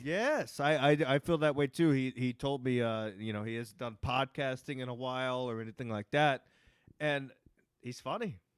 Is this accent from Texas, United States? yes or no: yes; Texas, United States; moved away; I'm from Texas too